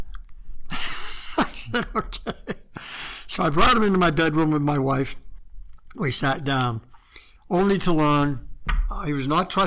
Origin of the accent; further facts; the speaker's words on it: the East, East Coast, United States; moved away as an adult; also born or lived in California; I was from the East